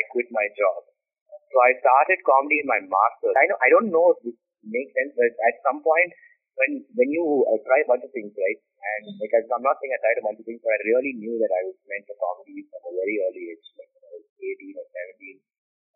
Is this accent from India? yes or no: yes; Chennai, Tamil Nadu, India; now in Bangalore, India; I'm from Chennai